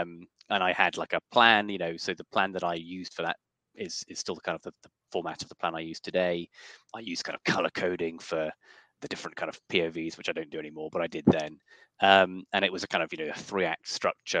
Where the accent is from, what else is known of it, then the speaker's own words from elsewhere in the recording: Yorkshire and the Humber, United Kingdom; I was born in North Yorkshire in 1989.